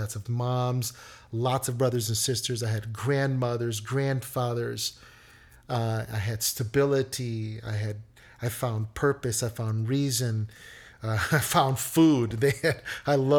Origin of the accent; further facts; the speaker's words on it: Chicago, Illinois, United States; I was born and raised here in Chicago. I am a native Chicagoan.